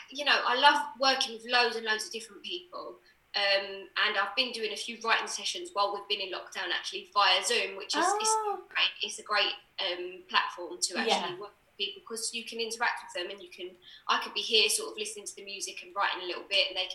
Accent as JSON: {"language": "English", "area": "Essex", "region": "East of England", "country": "United Kingdom", "said": "I was from Essex."}